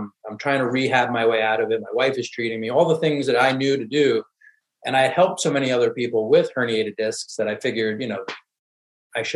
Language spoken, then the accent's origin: English; New York, United States; I'm from New York originally